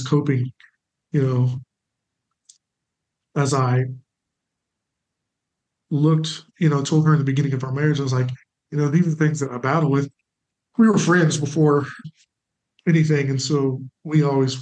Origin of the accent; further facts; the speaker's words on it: Springfield, United States; moved away; I'm from Springfield, but we moved back to partner with my church